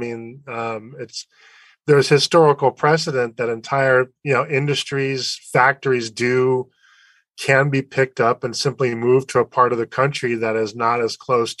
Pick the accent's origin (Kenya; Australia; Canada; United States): United States; I'm an American citizen